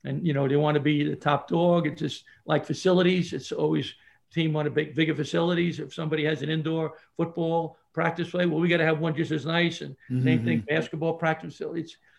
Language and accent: English; New York City, New York, United States; I grew up in Brooklyn